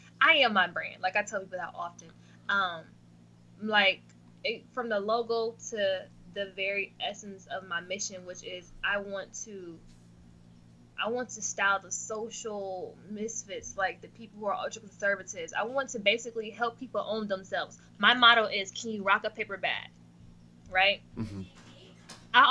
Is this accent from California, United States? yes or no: no; Akron, Ohio, United States; also born or lived in Chicago